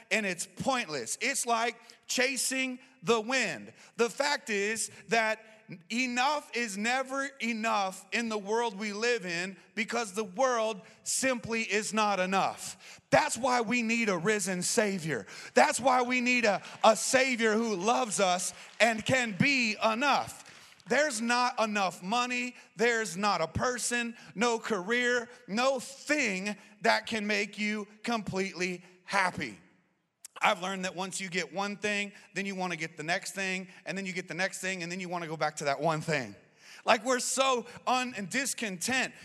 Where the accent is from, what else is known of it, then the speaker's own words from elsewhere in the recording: Arizona, United States; I'm born and raised in Arizona